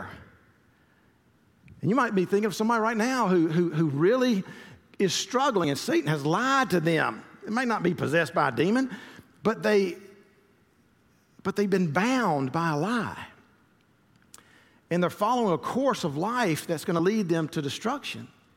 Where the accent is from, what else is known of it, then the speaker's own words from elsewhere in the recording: Columbus, Georgia, United States; growing up in the Methodist church that I did in Columbus, Georgia